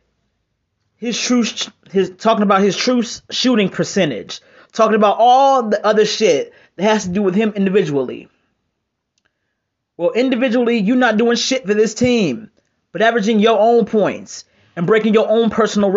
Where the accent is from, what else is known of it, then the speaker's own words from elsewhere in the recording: Cleveland, Ohio, United States; I might be from Cleveland